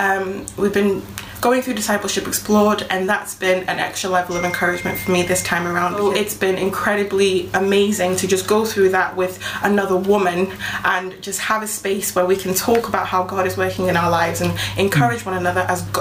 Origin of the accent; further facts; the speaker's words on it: Ghana; now in Wigan, United Kingdom; My family and I live in a town called Wigan in the northwest of England. We're originally from Ghana in West Africa. We moved to the UK in 2004.